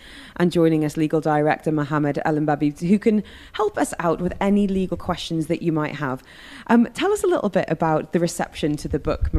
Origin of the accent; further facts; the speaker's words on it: United Kingdom; now in Dubai, United Arab Emirates; As a Brit, I'd be like, I've got a will in the UK